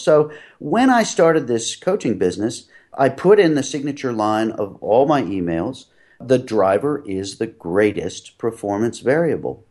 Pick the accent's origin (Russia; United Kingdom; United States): United States; Philadelphia, Pennsylvania; moved away as an adult; also born or lived in New England; I grew up in Philadelphia